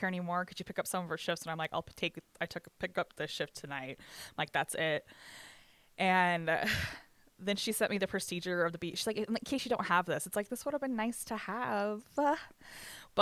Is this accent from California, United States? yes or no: no; Bryce Canyon, Utah, United States; I grew up in Bryce Canyon. I grew up in the restaurant industry in Bryce Canyon